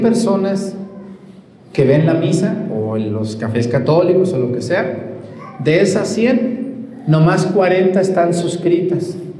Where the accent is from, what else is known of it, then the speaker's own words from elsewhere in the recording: Mesticacán, Jalisco, Mexico; moved away; de mi pueblo allá en Mestigacán